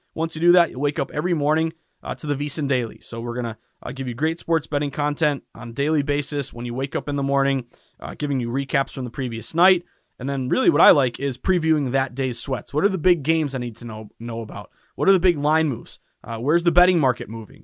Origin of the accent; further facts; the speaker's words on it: Massachusetts, United States; born and raised in Massachusetts